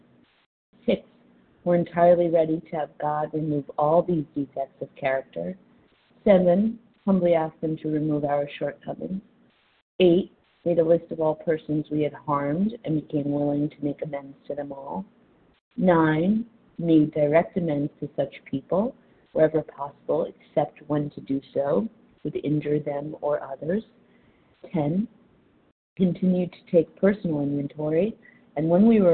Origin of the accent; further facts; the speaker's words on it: New York City, New York, United States; also born or lived in Delray Beach, Florida; I'm from New York City, calling in from Delray Beach, Florida